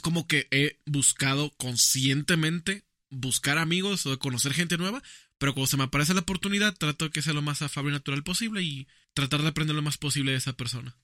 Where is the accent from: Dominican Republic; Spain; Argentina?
Dominican Republic; Yo soy de República Dominicana.